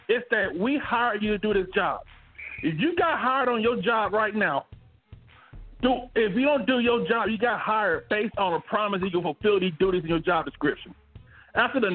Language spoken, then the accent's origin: English; Montgomery, Alabama, United States; now in Phoenix, United States; I'm from Montgomery, Alabama